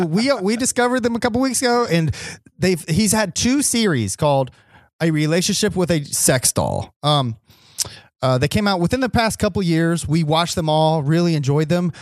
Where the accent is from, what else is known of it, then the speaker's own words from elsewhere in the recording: Ohio, United States; we're from Ohio